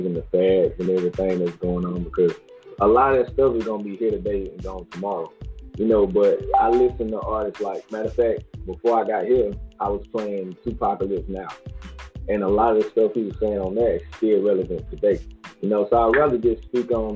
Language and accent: English; Macon, Georgia, United States